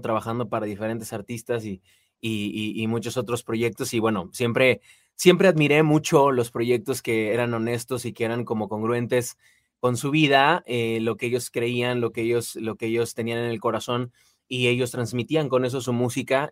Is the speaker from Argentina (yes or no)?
no; Mexico City, Mexico; moved away as an adult; now in Guadalajara, Mexico; yo nací, crecí en Ciudad de México, recientemente me moví a Guadalajara en, el año pasado